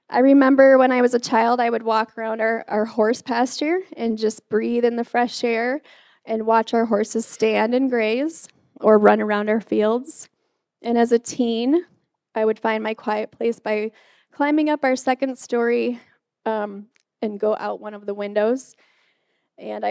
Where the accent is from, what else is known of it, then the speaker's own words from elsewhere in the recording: Detroit, Michigan, United States; moved away; also born or lived in Wisconsin; I grew up in Michigan, and my community was full of Catholic Italians